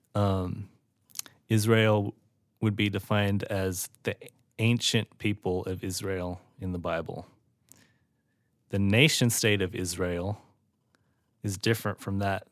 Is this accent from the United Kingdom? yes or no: no; Australia; now in United States; I was born and raised in Australia and then grew up the rest of my life in America